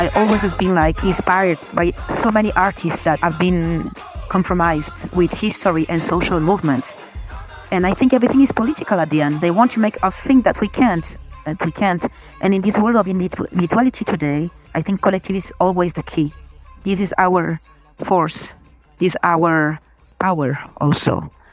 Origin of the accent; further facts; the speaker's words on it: Colombia; now in Canada; I'm Colombian but I live in Canada